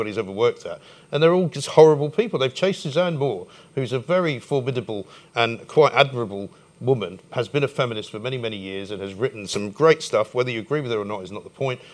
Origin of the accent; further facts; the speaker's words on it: London, United Kingdom; I was born in Hampstead